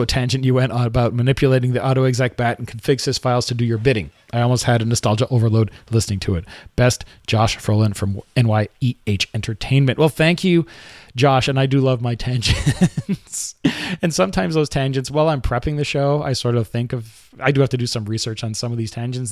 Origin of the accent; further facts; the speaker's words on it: Quebec, Canada; accent: Quebecois; I grew up in Quebec, so, you know, je parle français un peu.